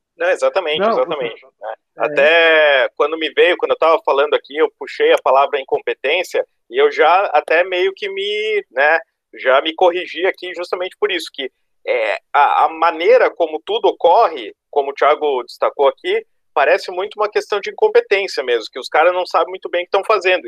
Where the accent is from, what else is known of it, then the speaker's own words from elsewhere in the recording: Rio Grande do Sul, Brazil; now in Florianópolis, Brazil; sou sulista, eh, não de Santa Catarina, sou do Rio Grande